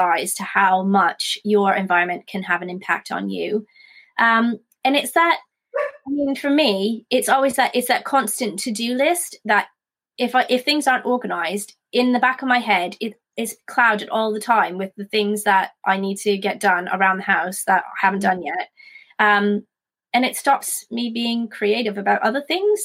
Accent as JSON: {"language": "English", "country": "Canada", "moved": "yes", "lives_now": "United Kingdom", "said": "I'm from Canada originally"}